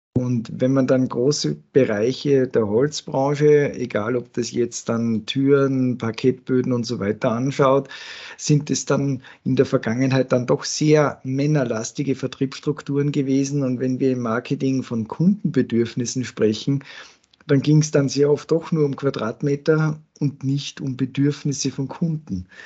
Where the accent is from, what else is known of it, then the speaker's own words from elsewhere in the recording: Salzburg, Austria; als Salzburger